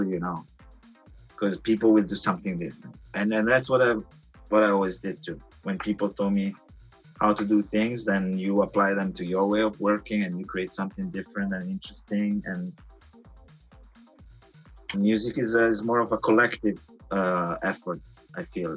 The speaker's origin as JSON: {"language": "English", "country": "Italy", "tie": "born or raised there", "moved": "yes", "lives_now": "Los Angeles, United States", "said": "I grew up in Italy"}